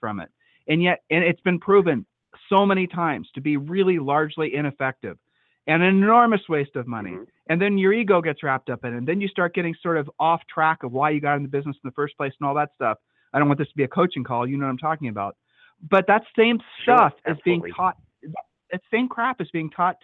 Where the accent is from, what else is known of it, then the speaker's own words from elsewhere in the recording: Ohio, United States; We're from Ohio